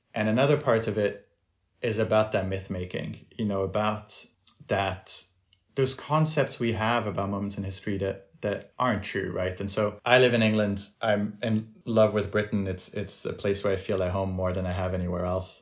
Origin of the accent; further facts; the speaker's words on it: France; moved away; I grew up in France